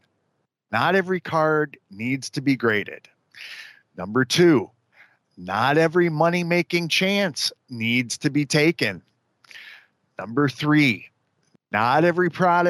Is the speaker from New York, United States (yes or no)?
no; Chicago, Illinois, United States; I'm from Chicago